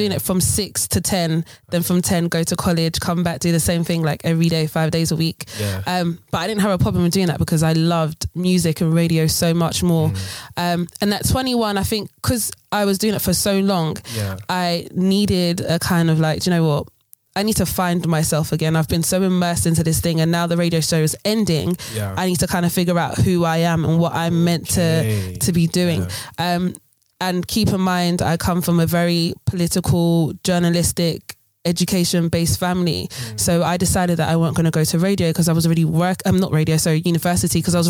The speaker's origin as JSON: {"language": "English", "region": "London", "country": "United Kingdom", "said": "I'm from East London"}